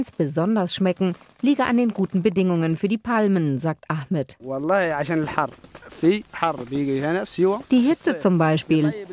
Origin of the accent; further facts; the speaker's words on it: Rimini, Emilia-Romagna, Italy; In Italien essen wir sie uh, immer zu Weihnachten, jedenfalls in meiner Heimatstadt Rimini.